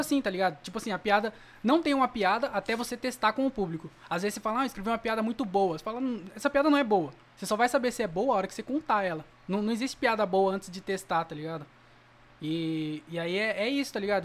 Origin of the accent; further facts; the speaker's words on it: Jundiaí, São Paulo, Brazil; now in Várzea Paulista, Brazil; Nasci em Jundiaí, mas eu moro na Varsa